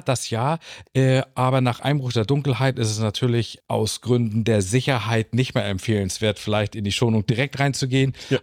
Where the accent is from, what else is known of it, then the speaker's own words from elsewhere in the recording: Lübeck, Schleswig-Holstein, Germany; dass ich gebürtiger Lübecker bin